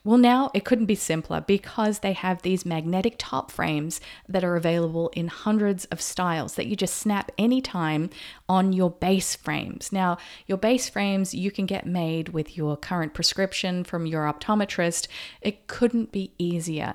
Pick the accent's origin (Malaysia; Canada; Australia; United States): Australia; moved away; also born or lived in Noosa, Queensland; I grew up in Australia, and when I lived in Noosa, Queensland, that is just paradise